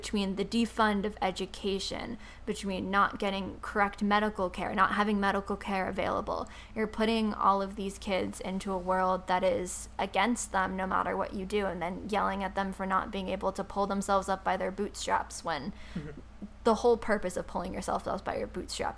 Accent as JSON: {"language": "English", "region": "New York", "country": "United States", "said": "I'm from New York"}